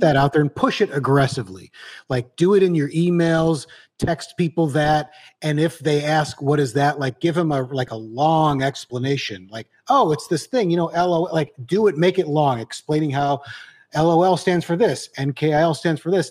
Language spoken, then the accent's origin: English; Detroit, Michigan, United States; moved away as an adult; now in New York, United States; I'm from the Detroit suburb